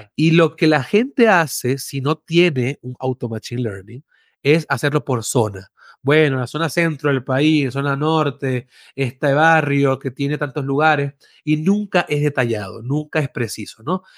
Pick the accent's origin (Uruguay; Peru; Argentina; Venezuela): Venezuela; moved away as an adult; now in Mexico; soy de Venezuela, primero que nada. Eh, vivo en México hace ocho años.